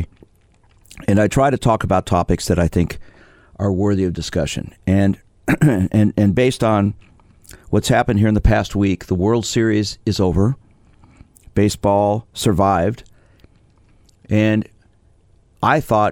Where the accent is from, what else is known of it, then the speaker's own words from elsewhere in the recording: New York City, New York, United States; I was born in Brooklyn, so I guess I have that affinity still